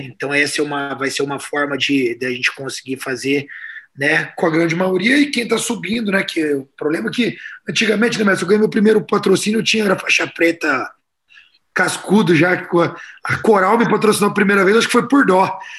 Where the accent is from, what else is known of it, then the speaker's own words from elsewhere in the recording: Pantanal, Brazil; Eu sou do Pantanal